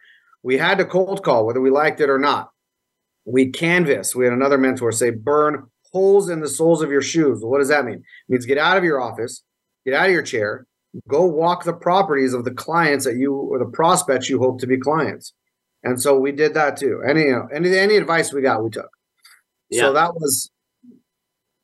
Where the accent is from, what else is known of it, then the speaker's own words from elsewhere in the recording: Las Vegas, Nevada, United States; I was born here in Las Vegas